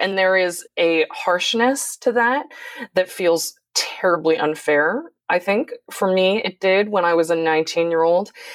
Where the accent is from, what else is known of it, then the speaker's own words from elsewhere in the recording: San Francisco, California, United States; my sister and I were born in San Francisco